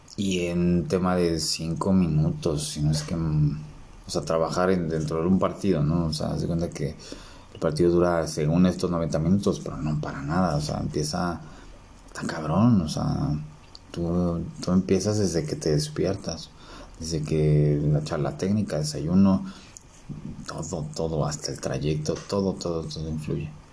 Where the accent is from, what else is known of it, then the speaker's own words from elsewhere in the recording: Mexico City, Mexico; como buen chilango